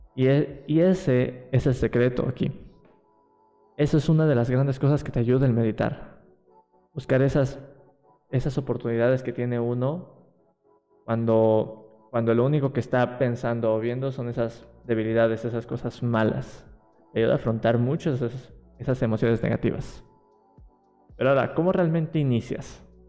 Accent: Mexico City, Mexico; Yo soy de aquí, de, de la Ciudad de México

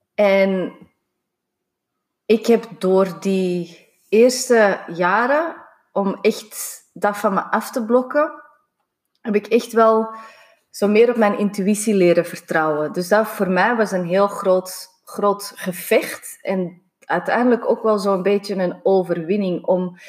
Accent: Singapore; moved away; Ik ben in Singapore opgegroeid

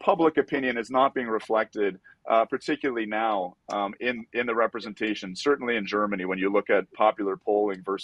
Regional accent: Canada; I'm from Canada

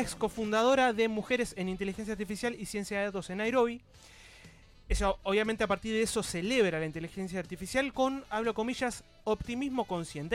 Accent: Argentina; soy argentino

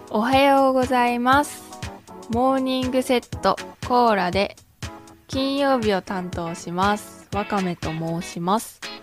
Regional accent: Okayama, Japan; 出身地は岡山県です

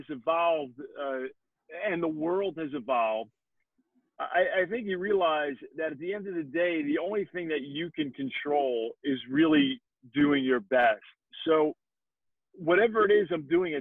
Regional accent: North Bergen, New Jersey, United States; growing up in Jersey and in Hudson County, I was born in Jersey City, grew up in North Bergen

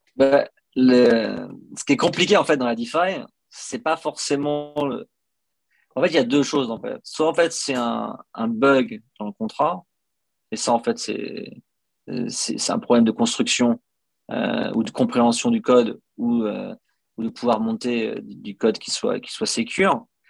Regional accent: France; moved away as an adult; je suis parti de France il y a 12 ans

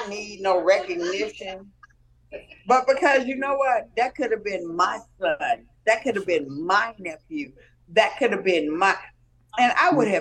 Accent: Compton, California, United States; I was raised in Compton

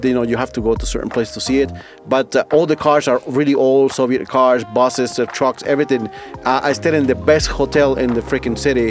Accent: New York, United States; also born or lived in Costa Rica; now in Estonia; I was born in Costa Rica, but I was raised in New York

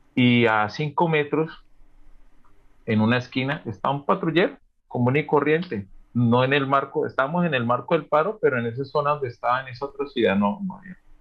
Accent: Yumbo, Valle del Cauca, Colombia; moved away as an adult; also born or lived in Cali / Antioquia; now in Barcelona, Spain

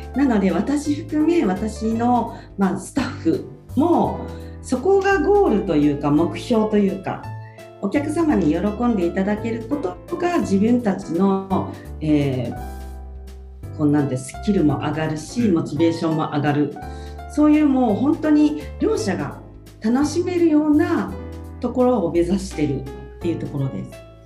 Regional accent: Kochi, Japan; moved away as an adult; now in Tokyo, Japan; 私高知出身

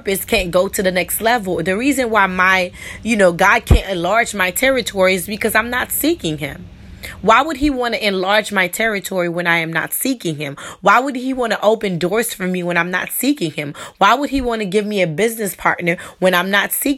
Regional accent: New York, United States; I'm, you know, originally from New York, but my parents are Islanders

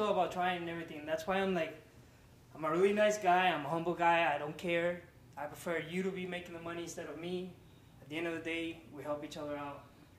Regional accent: Valencia, Carabobo, Venezuela; also born or lived in Miami; now in Orlando, United States; So I'm from Venezuela.

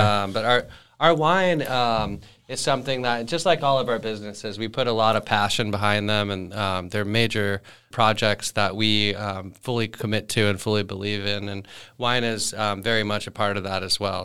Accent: Thousand Oaks, California, United States; I grew up here in Thousand Oaks.

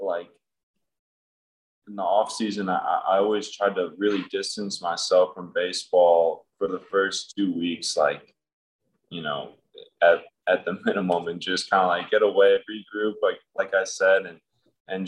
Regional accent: south suburbs of Chicago, Illinois, United States; I grew up in a place just south of Chicago in the suburbs

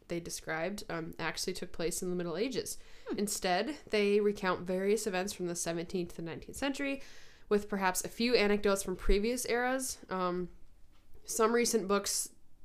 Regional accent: United States; I'm an American woman

